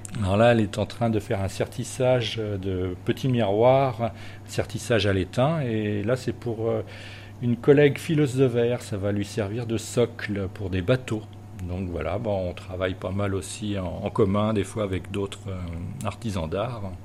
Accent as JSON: {"language": "French", "town": "Chartres", "region": "Centre-Val de Loire", "country": "France", "moved": "as an adult", "lives_now": "La Roche-Bernard, France", "said": "on vient de Chartres en Eure-et-Loire"}